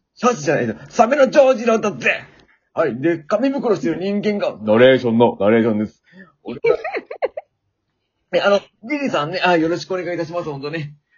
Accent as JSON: {"language": "Japanese", "region": "Shizuoka", "country": "Japan", "tie": "born or raised there", "accent": "Shizuoka dialect", "said": "私も静岡出身だからね"}